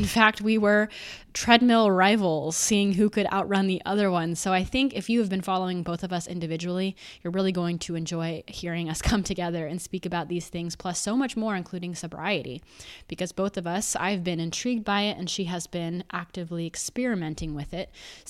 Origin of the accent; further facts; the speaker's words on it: Boulder, Colorado, United States; Well, basically, I mean, I'm from Boulder, but very close